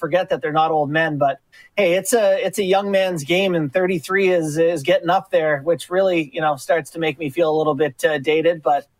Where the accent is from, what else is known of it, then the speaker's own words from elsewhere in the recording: Long Island, New York, United States; born there; I was born in Long Island, yeah.